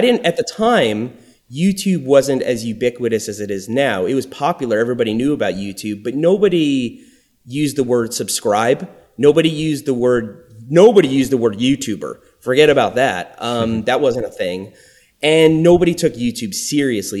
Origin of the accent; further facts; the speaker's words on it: Long Island, New York, United States; accent: New York; moved away as an adult; also born or lived in Florida; growing up in New York on Long Island